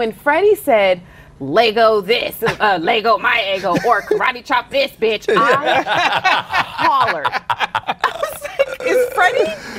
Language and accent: English; the South, United States; I'm from the South.